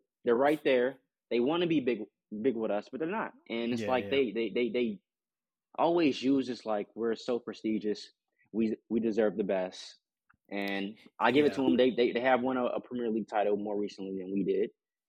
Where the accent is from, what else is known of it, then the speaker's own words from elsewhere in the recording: United States; as an American and someone that's studying soccer and football and learning my way, I'm always looked down upon from the English.